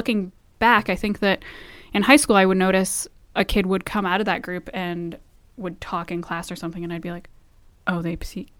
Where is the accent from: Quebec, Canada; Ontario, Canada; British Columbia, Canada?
British Columbia, Canada; Vancouver; growing up in Vancouver, Lower Mainland.